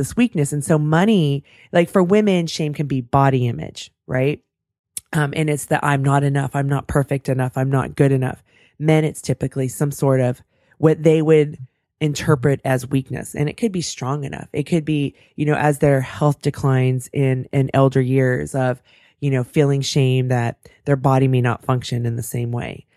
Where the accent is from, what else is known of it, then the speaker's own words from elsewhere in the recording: California, United States; I'm born and raised in California